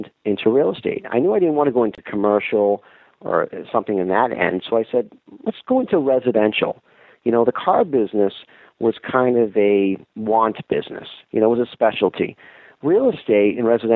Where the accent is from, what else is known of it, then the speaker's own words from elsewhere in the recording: Boston, Massachusetts, United States; moved away as an adult; now in Syracuse, United States; I'm originally from Massachusetts, and now I'm in New York State.